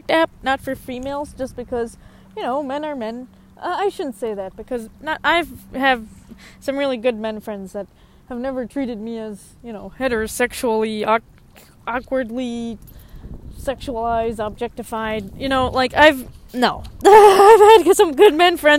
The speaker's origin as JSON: {"language": "English", "region": "Minnesota", "country": "United States", "tie": "born or raised there", "said": "I'm American. I'm Minnesotan. I consider myself Minnesotans."}